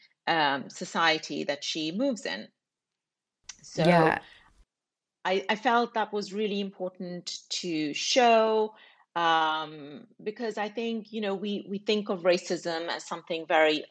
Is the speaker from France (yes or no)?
no; England, United Kingdom; a British Pakistani woman myself, growing up in England